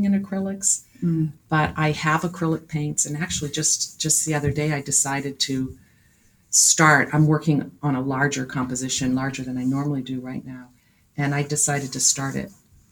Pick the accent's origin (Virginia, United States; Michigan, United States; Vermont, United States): Vermont, United States; Barre; I grew up in Barrie, Vermont